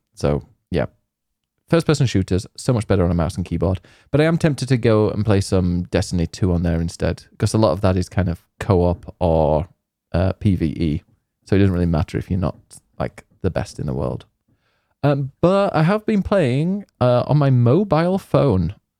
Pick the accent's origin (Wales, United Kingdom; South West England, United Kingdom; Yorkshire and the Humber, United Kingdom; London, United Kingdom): Yorkshire and the Humber, United Kingdom; I'm from Yorkshire